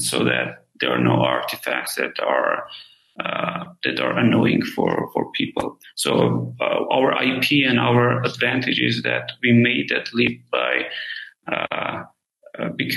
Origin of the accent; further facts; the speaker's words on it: Armenia; moved away; I'm originally from Armenia